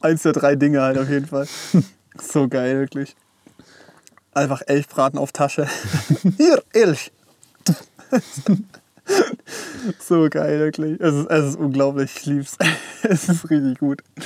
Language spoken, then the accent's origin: German; Esslingen, Baden-Württemberg, Germany; bei uns in Esslingen